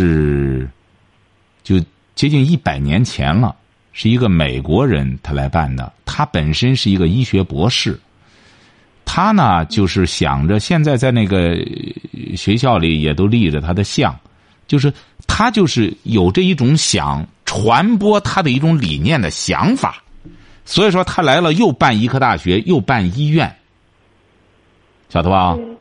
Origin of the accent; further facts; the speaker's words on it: China; 所以说，这就是我们中国人有的时候给给外国的校长写信，就觉得奇怪，为什么他会接见我呢？